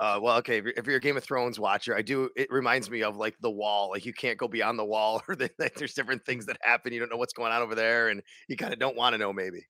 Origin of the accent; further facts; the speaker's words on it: Cheektowaga, New York, United States; now in Buffalo, United States; I grew up in Cheektowaga. I reside in the city of Buffalo right now